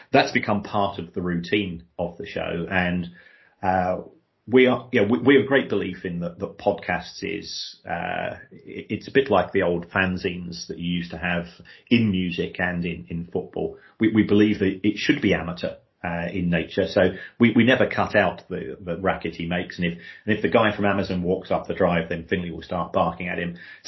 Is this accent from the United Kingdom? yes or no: yes; London, United Kingdom; We're both from we're from Irish migrant families, to effectively, and we both grew up in South London.